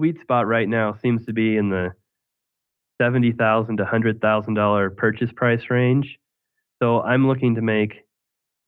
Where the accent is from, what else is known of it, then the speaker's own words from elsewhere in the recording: Greeley, Colorado, United States; my hometown in Greeley